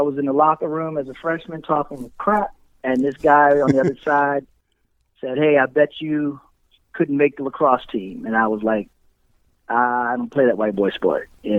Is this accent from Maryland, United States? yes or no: yes; Howard County, Maryland, United States; Glenel High School. Maryland? In Howard County.